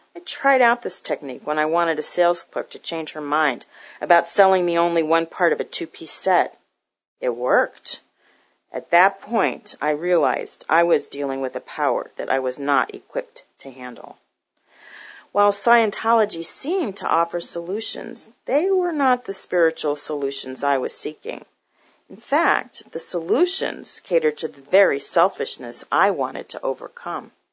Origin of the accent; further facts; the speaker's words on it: Newton, Massachusetts, United States; also born or lived in Boston, Massachusetts; I grew up in Newton, Massachusetts, about eight miles from Boston